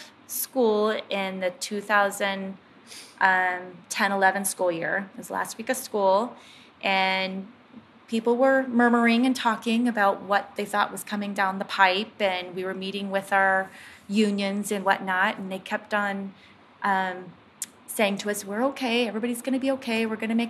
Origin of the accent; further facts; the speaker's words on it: Willamette Valley, Oregon, United States; also born or lived in Bend, Oregon; I grew up in the Willamette Valley